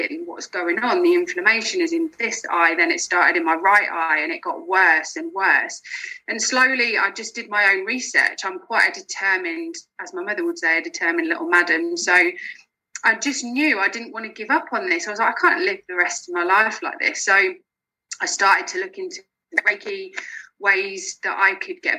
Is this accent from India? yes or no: no; Lincolnshire near Peterborough, East Midlands, United Kingdom; moved away as an adult; now in Glasgow, United Kingdom; I'm originally from Lincolnshire near Peterborough. I moved up to Glasgow in March